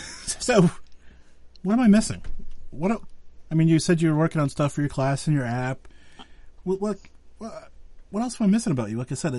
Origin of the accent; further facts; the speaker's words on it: Western Pennsylvania, United States; No, so I'm from Western Pennsylvania